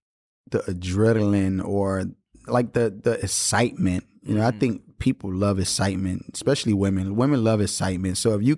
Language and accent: English; Miami, Florida, United States; I'm from Miami.